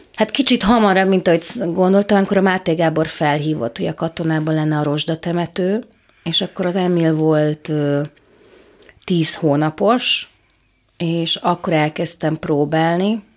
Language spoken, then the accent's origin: Hungarian; Subotica, Vojvodina, Serbia; also born or lived in Szeged, Hungary / Bordány, Hungary; Én itt születtem, itt éltem